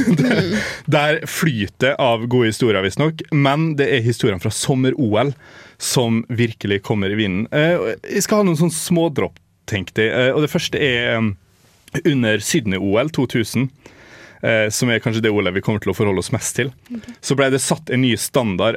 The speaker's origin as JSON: {"language": "Norwegian", "town": "Molde", "region": "Møre og Romsdal", "country": "Norway", "tie": "born or raised there", "said": "min hjemby Molde"}